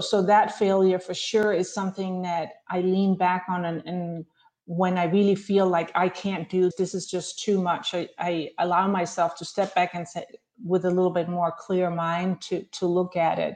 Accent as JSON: {"language": "English", "country": "Denmark", "tie": "born or raised there", "also_born_or_lived": "Chicago", "moved": "as an adult", "lives_now": "Scottsdale, United States", "said": "growing up in Denmark"}